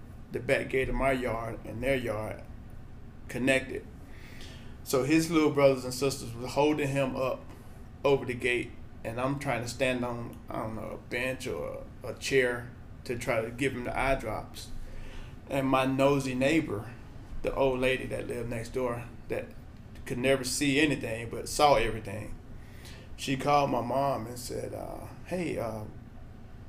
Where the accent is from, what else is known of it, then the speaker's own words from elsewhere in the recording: Birmingham, Alabama, United States; moved away as an adult; now in Lawrence, United States; So I'm originally from Birmingham, Alabama. Grew up there